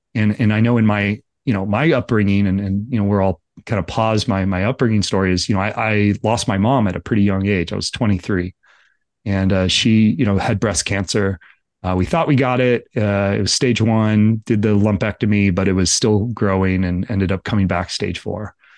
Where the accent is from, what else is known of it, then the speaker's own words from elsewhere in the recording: Livermore, California, United States; I grew up in Livermore